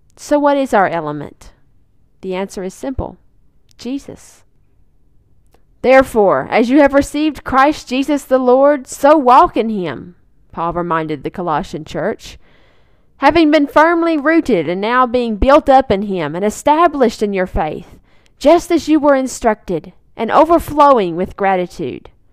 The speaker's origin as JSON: {"language": "English", "region": "Arkansas", "country": "United States", "said": "Lake Magnus in my home state of Arkansas"}